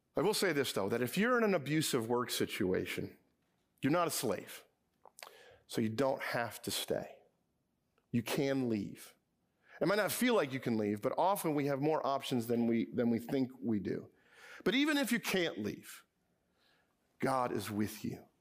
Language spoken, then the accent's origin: English; Edison, New Jersey, United States; my hometown, Edison, New Jersey